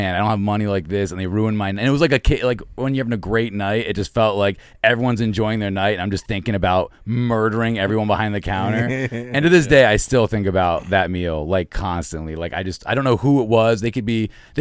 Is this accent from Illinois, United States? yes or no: no; Albany, New York, United States; I grew up in Albany, New York